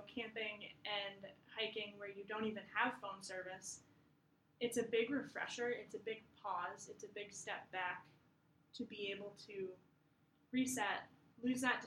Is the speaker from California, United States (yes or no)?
no; Maine, United States; moved away as an adult; now in Massachusetts, United States; I grew up in Maine